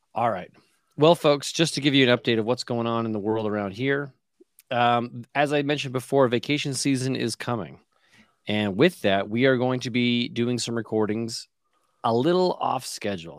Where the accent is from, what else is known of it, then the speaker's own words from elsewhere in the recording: Canada; a Canadian